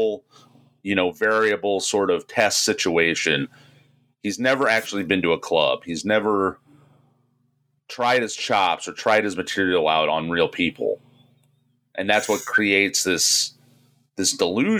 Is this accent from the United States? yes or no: yes; Fort Wayne, Indiana, United States; where I'm from Fort Wayne